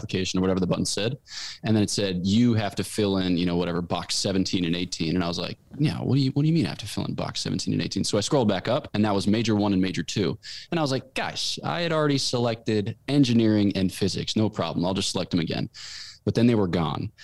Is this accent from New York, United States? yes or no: no; Newtown, Pennsylvania, United States; moved away as an adult; now in Fribourg, Switzerland; I grew up in Newtown, Pennsylvania, which is in the great county of Bucks County.